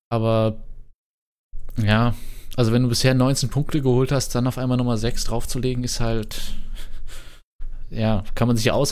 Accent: Stuttgart, Baden-Württemberg, Germany; Also als Stuttgarter verlassen würde ich mich drauf nicht.

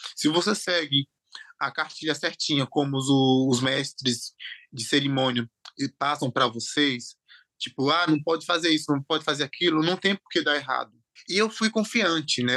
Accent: interior of Bahia, Brazil; also born or lived in Aracaju, Sergipe; Eu nasci em Aracaju, Sergipe, me criei no interior da Bahia

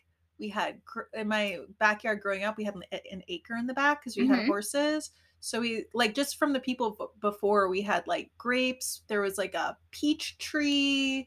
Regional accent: Colorado, United States; moved away as an adult; also born or lived in Portland; I grew up in Colorado in the 90s.

